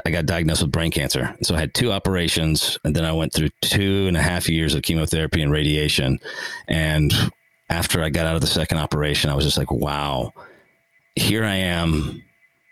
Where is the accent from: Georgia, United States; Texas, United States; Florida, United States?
Texas, United States; Houston; I grew up in Houston, Texas.